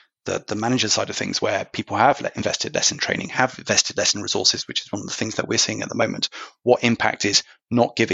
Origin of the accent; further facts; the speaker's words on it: United Kingdom; accent: British; something you can tell from my accent